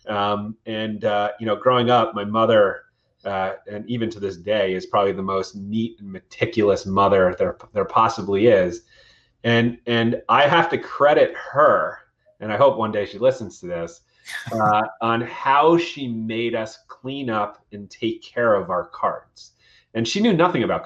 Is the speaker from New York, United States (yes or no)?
yes; Westchester County, New York, United States; growing up in Westchester County, New York